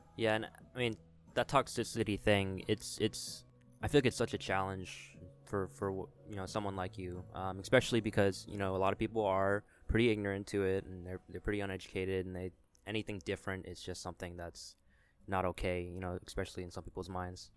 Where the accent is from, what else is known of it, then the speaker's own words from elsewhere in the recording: Richmond, Virginia, United States; now in Charlotte, United States; I'm from Richmond, Virginia